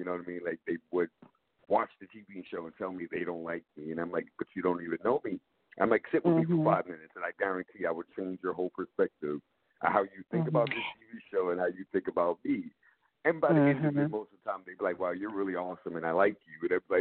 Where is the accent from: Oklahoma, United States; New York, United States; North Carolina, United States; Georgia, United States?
New York, United States; New York City; I'm from the Bronx